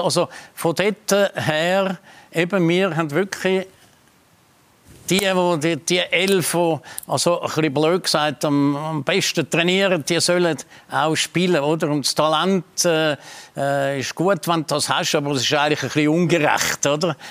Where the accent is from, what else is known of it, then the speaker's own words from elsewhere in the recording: Switzerland; wir Schweizer